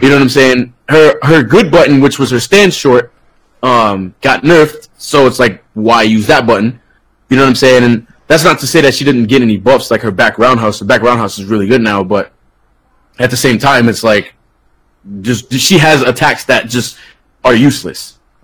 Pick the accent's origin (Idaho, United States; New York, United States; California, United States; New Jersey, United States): New York, United States; New York City; now in Florida, United States; I'm from the Bronx originally, Bronx, New York